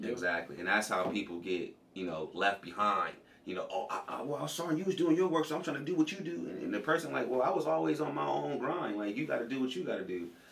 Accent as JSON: {"language": "English", "town": "Compton", "region": "California", "country": "United States", "tie": "born or raised there", "also_born_or_lived": "Cleveland", "moved": "yes", "said": "I'm from Compton, California. Um, yep, Compton, California. Just like we all hear in the movies and all you know, all in the scenes and stuff like that. Uh, you know, very traceless background for me to grow up"}